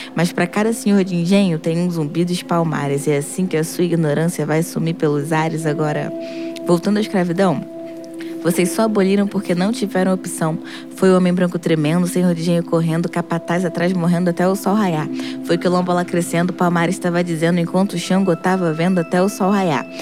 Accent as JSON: {"language": "Portuguese", "region": "Rio de Janeiro", "country": "Brazil", "tie": "born or raised there", "said": "Eu nasci na, na Cidade Alta, é uma favela da zona norte do Rio, em Cordovil"}